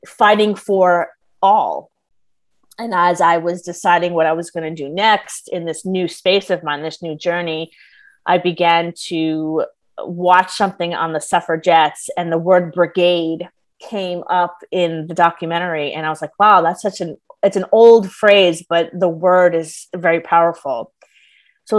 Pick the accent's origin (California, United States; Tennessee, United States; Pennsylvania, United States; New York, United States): New York, United States; I'm originally from New York